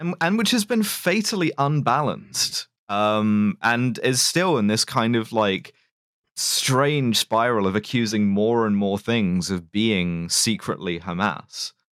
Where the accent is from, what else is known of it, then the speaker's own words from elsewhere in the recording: London, United Kingdom; it's my hometown. It's, it's where I'm from